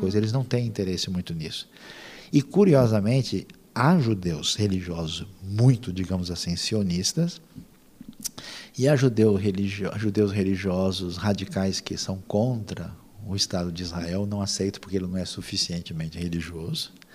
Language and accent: Portuguese; Brazil; nós somos do Brasil